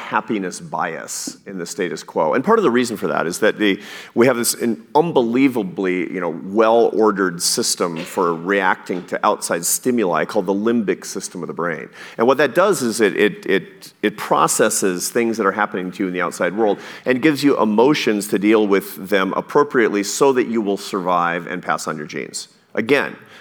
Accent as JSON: {"language": "English", "region": "Pacific Northwest", "country": "United States", "tie": "born or raised there", "said": "when I was a kid, I grew up in the Pacific Northwest, and I used to fish sometimes off the rocks on the Oregon coast."}